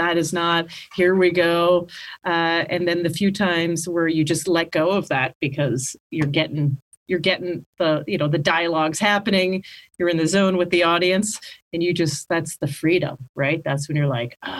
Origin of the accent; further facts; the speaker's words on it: Canada; moved away; I grew up in Canada and I started stand-up in Canada